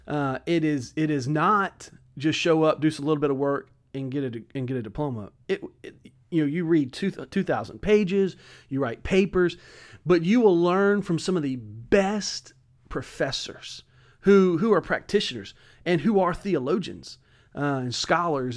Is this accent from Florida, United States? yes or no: no; Hammond, Louisiana, United States; I'm originally from Hammond, Louisiana, uh, kind of southeast